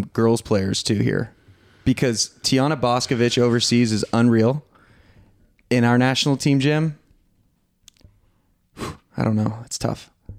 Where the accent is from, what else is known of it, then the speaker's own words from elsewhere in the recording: United States; Because I'm an American.